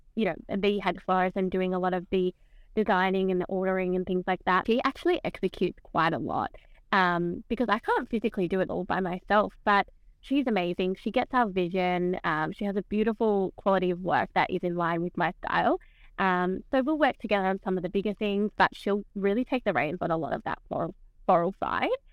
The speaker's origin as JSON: {"language": "English", "town": "Camden", "region": "New South Wales", "country": "Australia", "tie": "born or raised there", "moved": "as an adult", "lives_now": "South Coast, New South Wales, Australia", "said": "I actually grew up not on the South Coast. I grew up sort of around Camden area."}